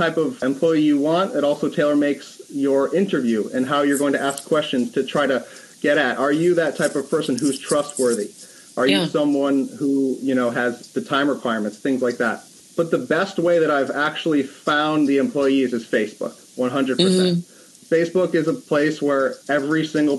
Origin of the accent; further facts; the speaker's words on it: West Hartford, Connecticut, United States; I was born and raised in West Hartford, Connecticut. I had no idea that I would stay in the place that I was born for my entire life